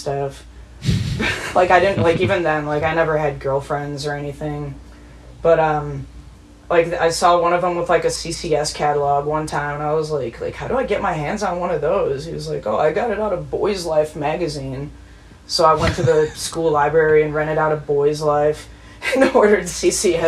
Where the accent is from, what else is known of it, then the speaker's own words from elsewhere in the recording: La Grange, Illinois, United States; also born or lived in California; now in Chicago, United States; I grew up in LaGrange, Illinois. It's like 20 miles